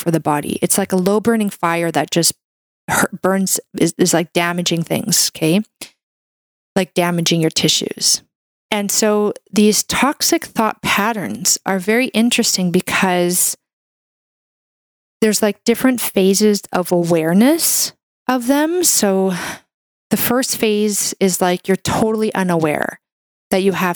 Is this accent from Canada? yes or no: yes; Canada; I'm a Canadian medical doctor